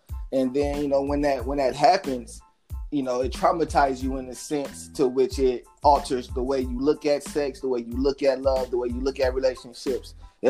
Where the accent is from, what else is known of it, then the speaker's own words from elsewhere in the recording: Los Angeles, California, United States; now in Oklahoma City, United States; native of Los Angeles, California, reside in Oklahoma City as an English teacher for Millwood High School